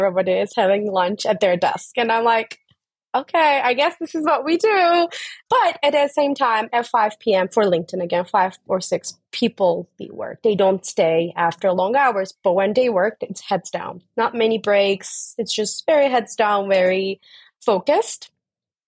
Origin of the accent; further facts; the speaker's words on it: Turkey; moved away as an adult; also born or lived in Dublin, Ireland / United States; I'm originally from Turkey, so I started my career in Turkey